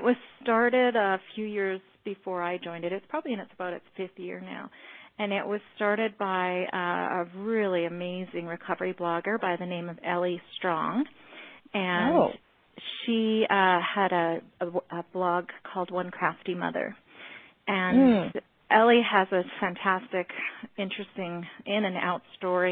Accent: Alberta, Canada; I'm from Alberta, Canada, but I do have a background

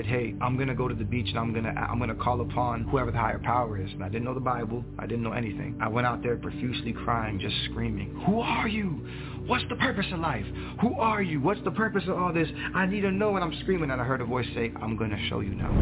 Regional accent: Fort Lauderdale, Florida, United States; now in Central Florida, United States; I was born and raised in Fort Lauderdale, Broward County, Florida

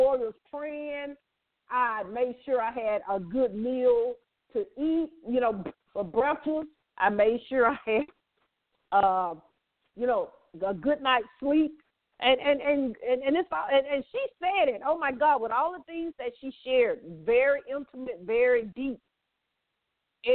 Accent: the South, United States; accent: Southern; now in Atlanta, United States; my accent as being a Southern belle

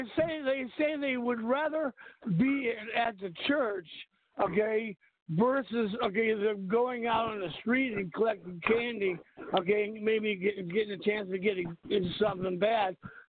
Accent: New York City, New York, United States; now in Texas, United States; I've been living in Texas for about 25 years now. I'm originally from New York City.

